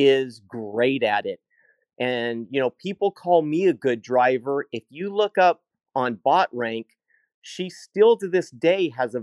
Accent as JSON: {"language": "English", "town": "Healdsburg", "region": "California", "country": "United States", "tie": "born or raised there", "said": "I grew up in Healdsburg."}